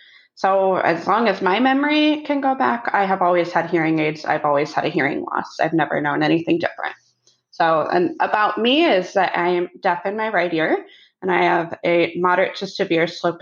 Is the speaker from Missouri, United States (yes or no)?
no; Columbus, Ohio, United States; Oh, Columbus, Ohio.